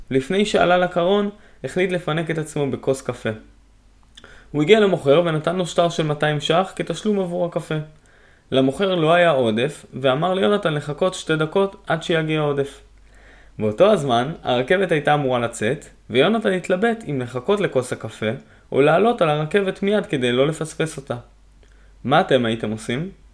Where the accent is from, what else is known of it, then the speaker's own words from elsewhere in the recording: Haifa, Haifa District, Israel; moved away as an adult; now in Hadera, Israel; בין חיפה עיר מולדתי